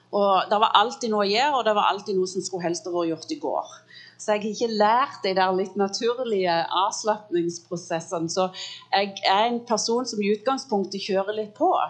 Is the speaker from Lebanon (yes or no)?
no; United States; born there; jeg er født i USA så der er fornavnet. Jeg er født av norske foreldre, så der er etternavnet.